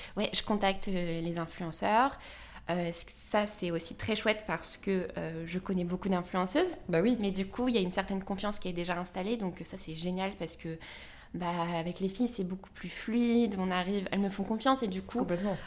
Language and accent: French; Orléans, Centre-Val de Loire, France; now in Paris, France; je suis née à Orléans, parisienne aujourd'hui, mais pour plus très longtemps.